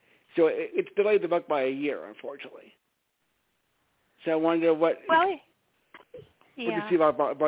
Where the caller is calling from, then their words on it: Stamford, Connecticut, United States; I'm calling from Stamford, Connecticut.